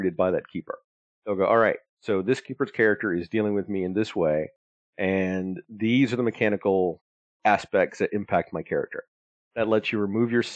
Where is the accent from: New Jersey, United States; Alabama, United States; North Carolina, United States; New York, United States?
Alabama, United States; growing up in Alabama, I didn't have a lot of money.